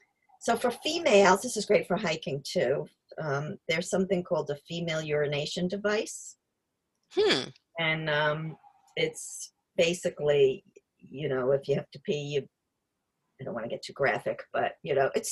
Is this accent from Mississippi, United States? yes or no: no; New York area, New Jersey, United States; moved away; I'm from New Jersey, New York area